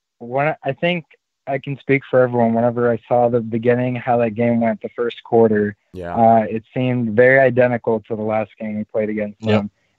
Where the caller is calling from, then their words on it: Orlando, Florida, United States; I'm calling from Orlando.